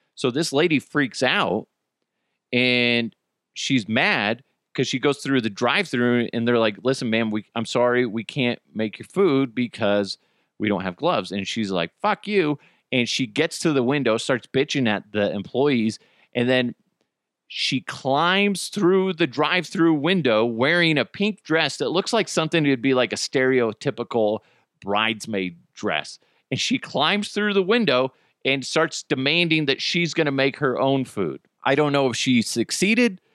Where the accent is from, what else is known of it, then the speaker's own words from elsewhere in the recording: United States; we're Americans